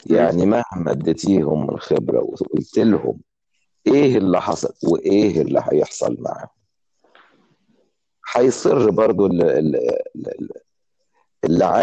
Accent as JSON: {"language": "Arabic", "town": "Cairo", "region": "Cairo Governorate", "country": "Egypt", "said": "انا اتولدت في القاهرة في رود الفرج"}